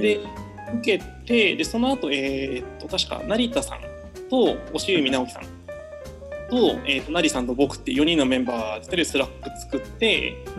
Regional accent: Shikoku, Ehime, Japan; moved away as an adult; also born or lived in Osaka / Kobe / Cambodia; 僕は、えっ、ー、と、高校まで四国、えっ、ー、と、愛媛にいました

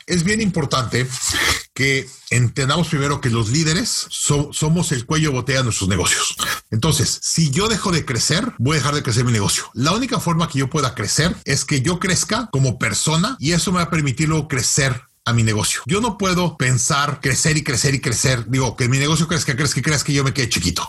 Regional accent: Mexico City, Mexico; moved away as an adult; also born or lived in United States; now in Canada; yo crecí en México

